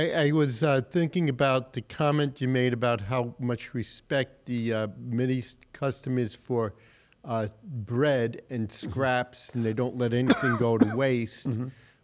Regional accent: New York City, New York, United States; now in Grand Forks, United States; No, I grew up in Queens, New York.

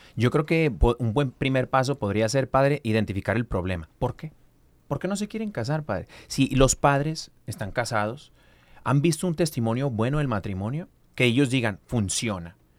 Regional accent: Mexico; Como buen mexicano

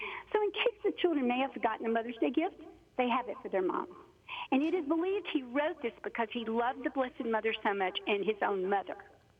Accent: Birmingham, Alabama, United States; now in Kentucky, United States; Okay, well, I'm originally from Alabama. My home is the suburban area around Birmingham

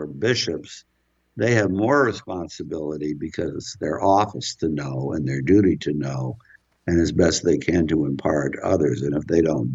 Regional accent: California, United States; I come from California.

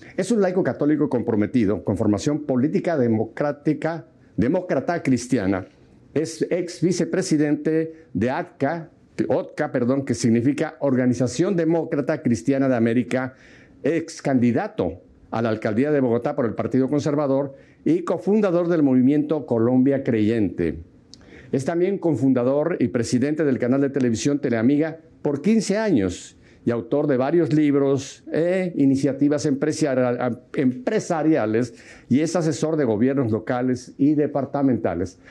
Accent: Mexico City, Mexico; los nacidos en Ciudad de México nos llaman chilangos

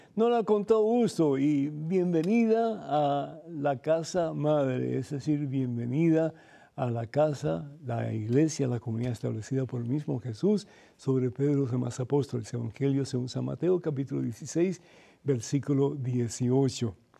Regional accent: Cuba; moved away; somos cubanos y venimos sin un centavo

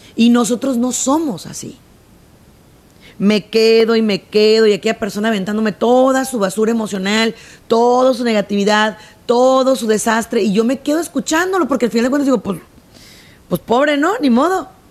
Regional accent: Mexico; en mi país se usa mucho

